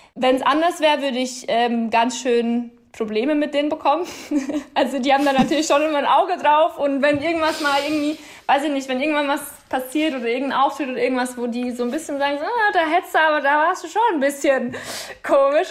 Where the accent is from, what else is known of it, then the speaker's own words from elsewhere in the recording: Upper Palatinate, Bavaria, Germany; now in Berlin, Germany; das werden auch immer meine Wurzeln bleiben und meine Heimat